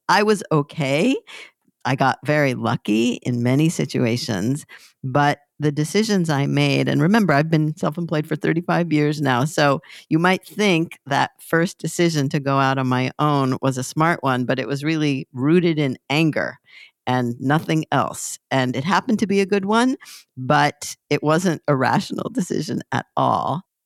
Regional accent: Southern California, United States; moved away; also born or lived in Hoboken / Savannah; I'm from Southern California originally

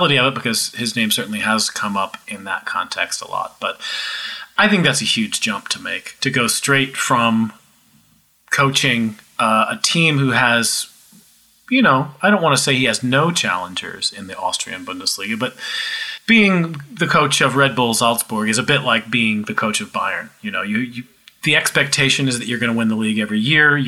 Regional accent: United States; as an American

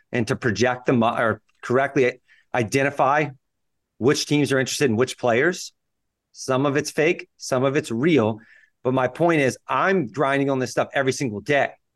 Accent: Louisiana, United States; I graduated undergrad at L S U, so I'm, I'm pretty local to Louisiana

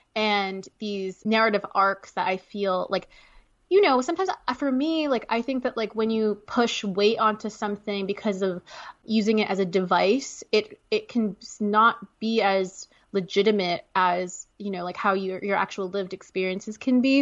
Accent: Canada; now in United States; I'm Canadian

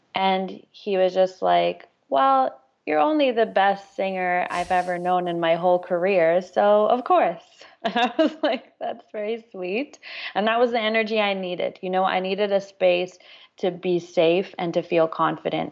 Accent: Toronto, Ontario, Canada; my hometown in Toronto

